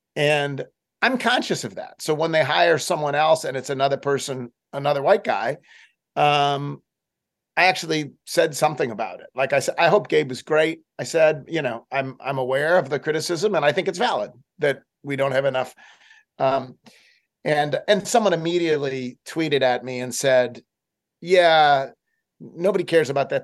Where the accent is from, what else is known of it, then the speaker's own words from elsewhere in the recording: Buffalo, New York, United States; also born or lived in Boston; now in Memphis, United States; I grew up in Buffalo and lived in Boston for uh, much of my life.